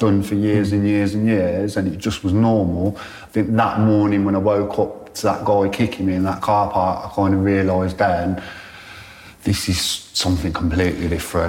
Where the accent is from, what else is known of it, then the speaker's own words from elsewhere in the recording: Birmingham, West Midlands, United Kingdom; also born or lived in London / Manchester / Shrewsbury / Ludlow; So I spent the majority of my childhood living in Birmingham. But because I grew up in care, I got moved around quite a lot as well. So I lived in London, Manchester, Shrewsbury, Ludlow, Sweden, Germany.